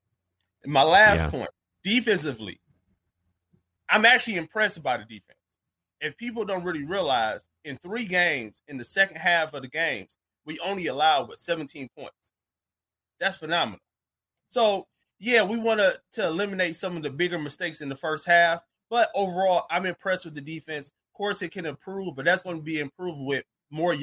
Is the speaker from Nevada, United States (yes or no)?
no; Detroit, Michigan, United States; I'm from Detroit. Born and raised